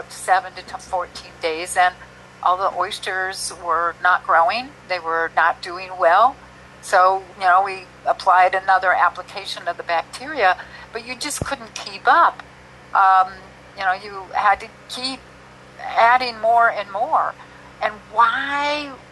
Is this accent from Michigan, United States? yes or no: no; Minnesota, United States; I'm a Minnesota girl, born and raised in Minnesota.